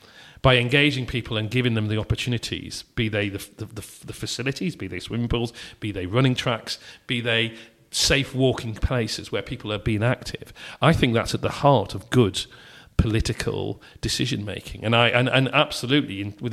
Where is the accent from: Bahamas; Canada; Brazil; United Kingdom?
United Kingdom; Northern England; accent: softened northern accent; now in Cambridge, United Kingdom; I'm very proud of my northern roots, you know, be it around football teams, be it about, you know, my softened accent, be it around the kind of environment that I grew up in and roots that I have into that.